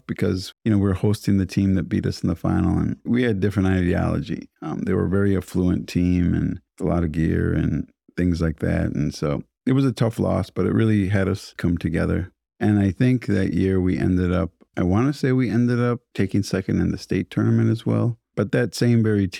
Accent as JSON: {"language": "English", "town": "St. Paul", "region": "Minnesota", "country": "United States", "tie": "born or raised there", "said": "I grew up on the east side of St. Paul"}